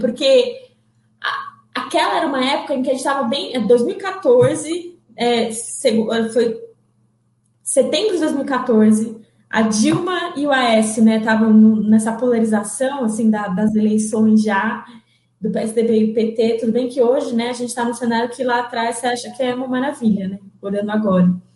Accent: São Paulo, Brazil; Nasci dia 13 de novembro de 1993 em São Paulo. É, eu sou da Zona Leste de São Paulo

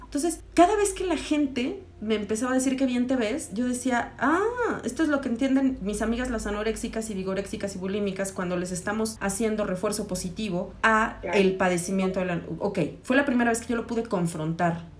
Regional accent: Mexico; como mexicanos

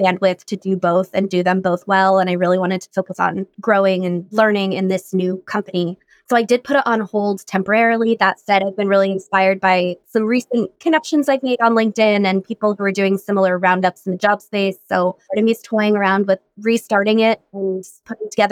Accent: Colorado, United States; moved away; I grew up in Colorado

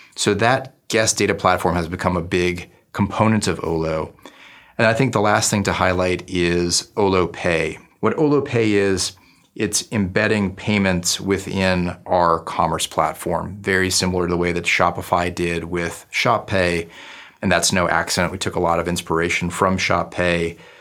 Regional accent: Newton, Massachusetts, United States; moved away as an adult; also born or lived in New Haven, Connecticut / New York City; my hometown of Newton, Massachusetts

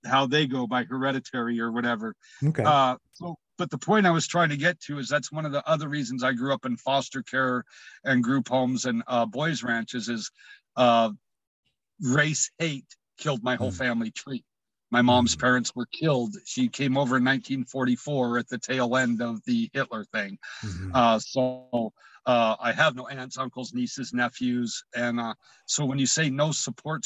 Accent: United States; I was born in America

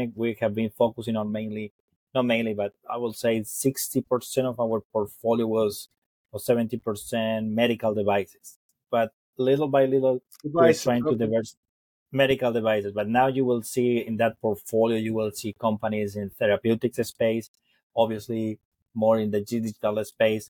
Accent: Argentina; moved away as an adult; also born or lived in Colorado, United States; I was born and raised in Argentina

